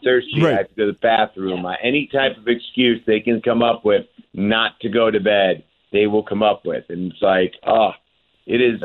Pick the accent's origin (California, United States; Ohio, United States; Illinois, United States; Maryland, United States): Ohio, United States; Cleveland; Cleveland, my hometown